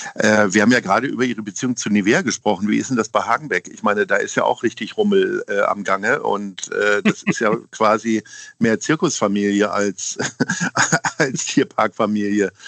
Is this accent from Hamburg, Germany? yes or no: yes; Hamburg, Germany; ich komme aus Altona. Da habe ich jetzt wirklich sehr viele äh, glückliche Jahre verlebt